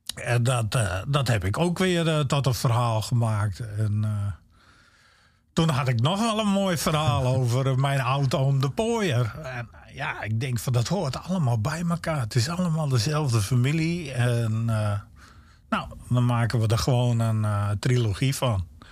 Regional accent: Friesland, Netherlands; accent: Stadsfries; also born or lived in Groningen; ik ben opgegroeid in Friesland

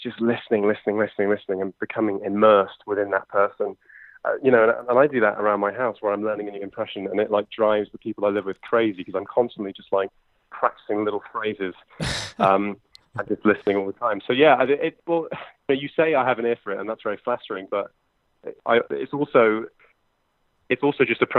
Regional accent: London, United Kingdom; accent: posh; I'm from London in the UK, as you can probably tell from my very posh white accent.

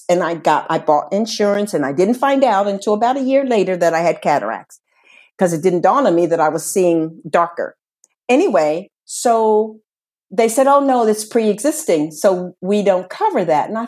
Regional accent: Spain; English is a second language; if I have to come back to my home country, which they say is Spain, and they will see that I get there if I have to come back

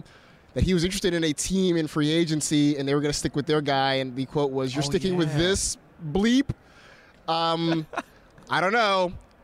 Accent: California, United States; and I grew up in the Bay Area. I was an Oakland A's fan for real as a kid.

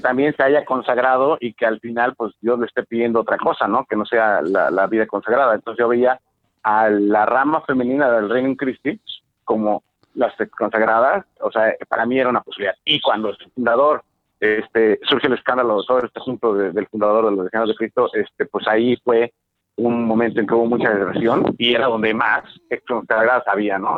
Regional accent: Mexico; somos mexicanos

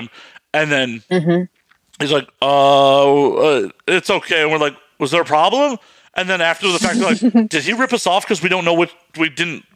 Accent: United States

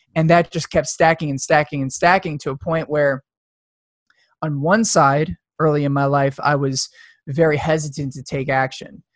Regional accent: suburbs of New York, United States; i grew up in the suburbs of new york

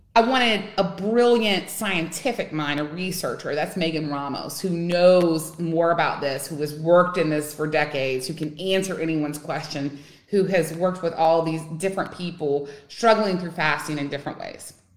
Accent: Louisiana, United States; now in Texas, United States; I live in Texas. I'm originally from Louisiana.

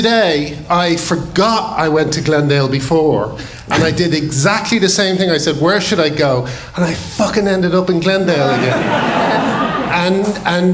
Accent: Ireland; we said, Ireland.

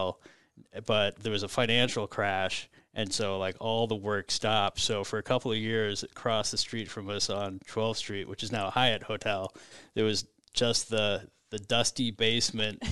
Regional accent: Omaha, Nebraska, United States; we knew the neighborhood because we grew up further west on Maple, like 97th and Maple

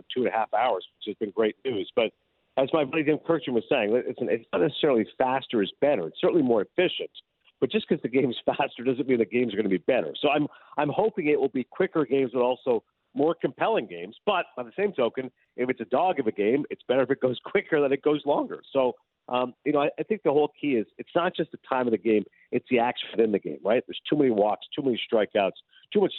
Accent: Canada; I'm Canadian

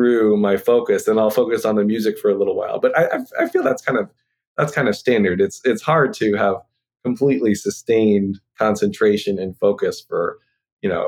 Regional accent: San Francisco, California, United States; moved away; I grew up in San Francisco

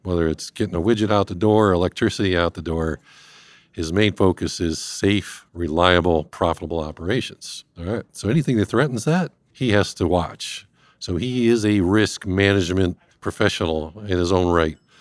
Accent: Cleveland, Ohio, United States; moved away; I'm originally from this fine Northeast Ohio, north coast of the Americas, uh, born and raised in Cleveland

